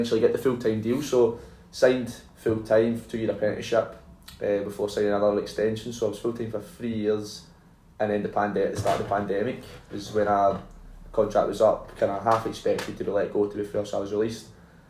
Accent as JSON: {"language": "English", "town": "Troon", "region": "Scotland", "country": "United Kingdom", "said": "I was from Troon"}